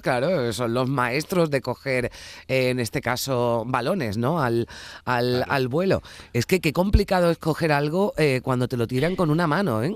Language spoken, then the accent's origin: Spanish; Seville, Andalusia, Spain; nací en Sevilla, vivo en Sevilla y he, trabajado aquí en, Sevilla toda la vida